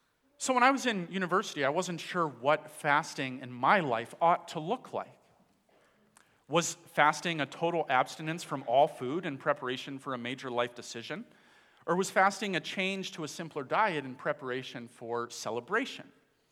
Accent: Dominican Republic; moved away; I grew up in the Dominican Republic, where my parents were missionaries.

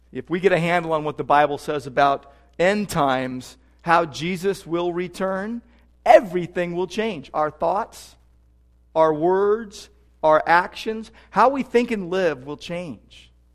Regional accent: Southern California, United States; also born or lived in Downey / Sylmar / Whittier; Growing up in Southern California

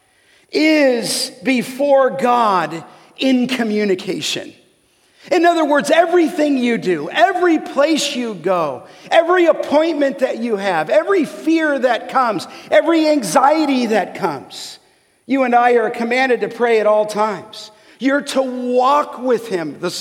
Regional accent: Los Angeles, California, United States; growing up in Canoga Park

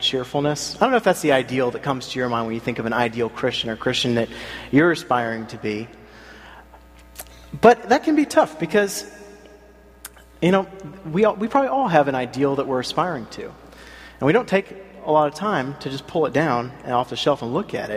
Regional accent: South Carolina, United States; now in Philadelphia, United States; I grew up in South Carolina

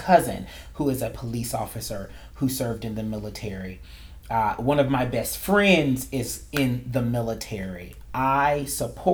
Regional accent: North Carolina, United States; moved away; in Raleigh, North Carolina, the capital of my home state

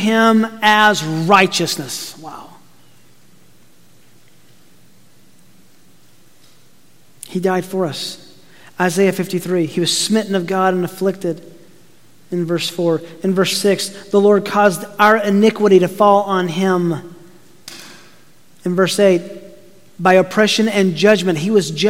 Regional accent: Tennessee, United States; I grew up in Tennessee

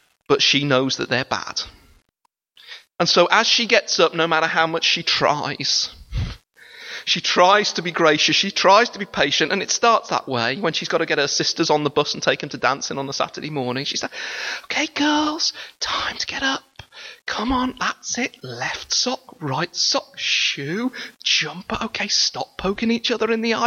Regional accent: United Kingdom; We are British

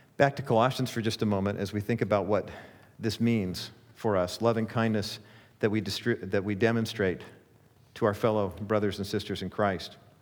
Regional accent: Orange County, California, United States; born and raised in Orange County, and so I remember growing up in the Cowan Heights area

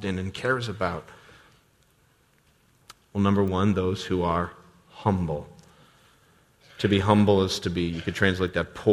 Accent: United States; many of us as American suburbanites

